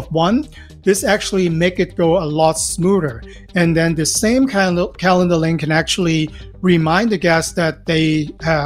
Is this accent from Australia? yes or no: no; Hong Kong; now in Los Angeles, United States; I'm originally from Hong Kong. Live in Los Angeles for the past 20-some-odd years now